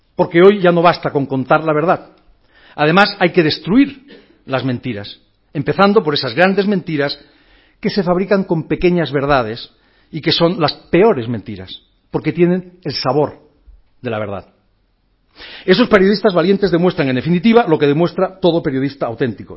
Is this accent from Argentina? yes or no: no; Catalonia, Spain; soy catalán